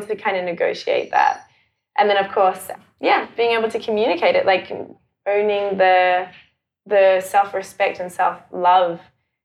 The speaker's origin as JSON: {"language": "English", "town": "Johannesburg", "region": "Gauteng", "country": "South Africa", "tie": "born or raised there", "also_born_or_lived": "Auckland, New Zealand", "moved": "yes", "lives_now": "Melbourne, Australia", "said": "I grew up in Johannesburg in South Africa with a really, like, super loving family, a very Christian family. And I went to Christian school and then we moved to New Zealand and to Auckland"}